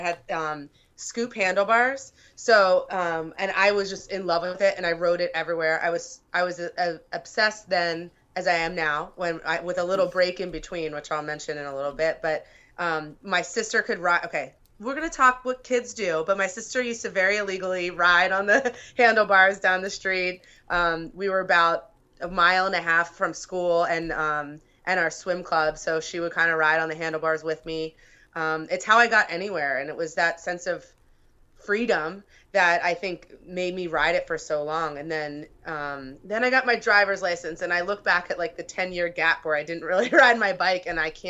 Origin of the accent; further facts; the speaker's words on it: Pennsylvania, United States; now in Chicago, United States; And I was from Pennsylvania. So riding to school in the suburbs, the way that I would have gone wasn't safe.